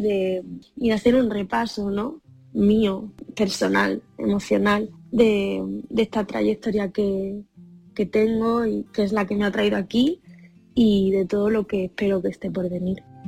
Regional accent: Huelva, Andalusia, Spain; moved away; porque es en mi tierra

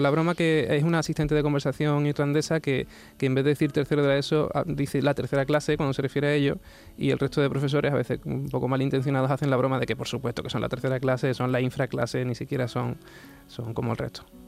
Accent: Huelva, Andalusia, Spain; now in Sanlúcar de Barrameda, Spain; yo soy de Huelva, sí, pero me fui de una costa a la otra

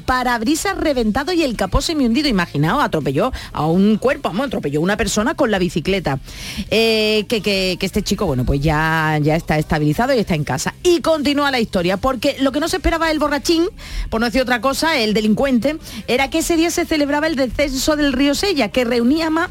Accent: San Fernando, Andalusia, Spain; also born or lived in Cádiz; luego ya me trasladaron, nos fuimos a San Fernando

